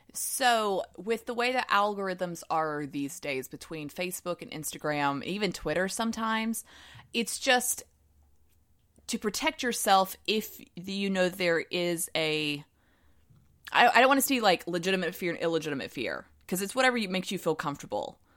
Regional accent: the South, United States; accent: Southern; my Southern accent's coming out

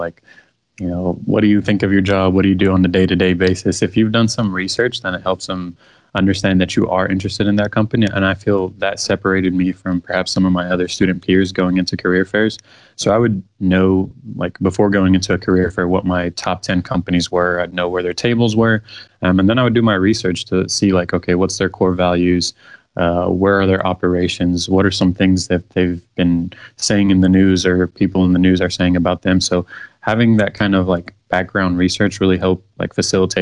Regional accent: Cairo, Cairo Governorate, Egypt; now in Houston, United States; So I was born in Cairo, Egypt, and that's where my family is from

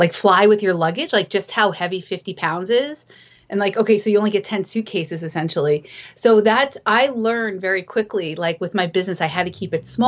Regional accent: New Jersey, United States; moved away as an adult; also born or lived in upstate New York / California / Alaska / Utah; now in Portsmouth, United States; I grew up in the suburbs in New Jersey

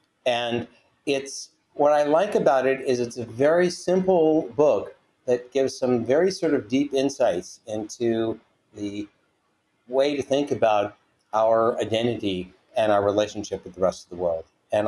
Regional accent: Washington, District of Columbia, United States; now in California, United States; Not from California originally, no. I'm from Washington, D.C. originally.

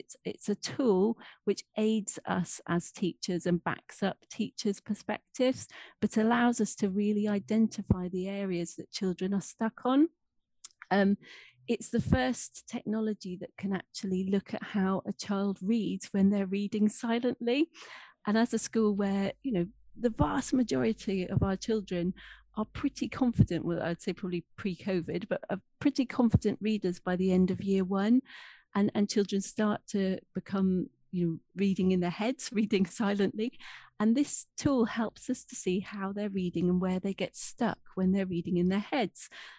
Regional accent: Scotland, United Kingdom; accent: English; now in Hampshire, United Kingdom; grew up, despite the English accent, I am English, but grew up in Scotland.

